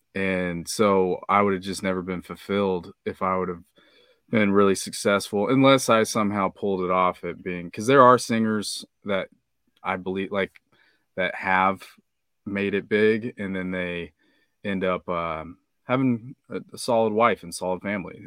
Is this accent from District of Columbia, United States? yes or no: no; Kansas, United States; I'm from the Midwest, uh, Kansas